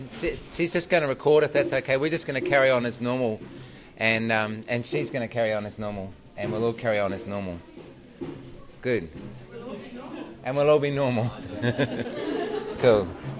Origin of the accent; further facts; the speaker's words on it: Christchurch, Canterbury, New Zealand; now in Melbourne, Australia; I was born in Christchurch, New Zealand. And I moved to Melbourne